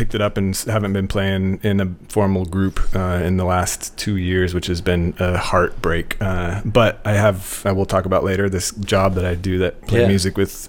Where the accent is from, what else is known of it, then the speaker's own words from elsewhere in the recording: Spokane, Washington, United States; moved away as an adult; also born or lived in Seattle, Washington / Kansas City; now in New Orleans, United States; Originally, I'm from Washington State, so I grew up in Washington State, in Eastern Washington State.